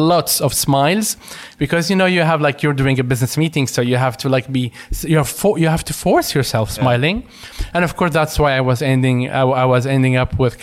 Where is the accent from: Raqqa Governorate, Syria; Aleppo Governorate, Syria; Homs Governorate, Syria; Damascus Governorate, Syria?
Damascus Governorate, Syria; Damascus; English is a second language; moved away as an adult; also born or lived in Latakia, Syria; now in Sweden; I'm originally from the Latakia, but I moved and lived in Damascus since I was 6 years